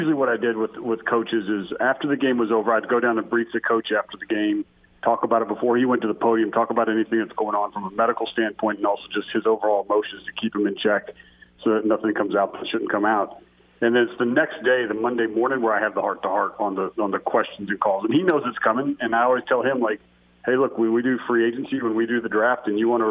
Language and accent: English; Minnesota, United States; moved away; also born or lived in South Dakota / Tampa Bay; I was born in Minnesota and spent some time in South Dakota, too